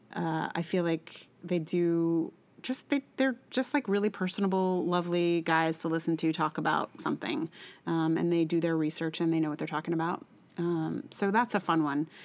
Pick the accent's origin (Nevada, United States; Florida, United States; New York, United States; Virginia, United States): Virginia, United States; Charlottesville; I'm from Charlottesville